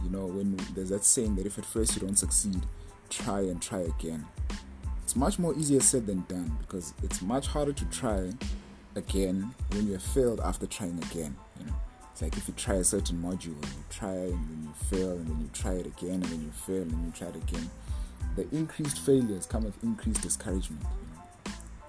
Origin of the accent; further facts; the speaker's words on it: South Africa; I'm from South Africa, part of a ministry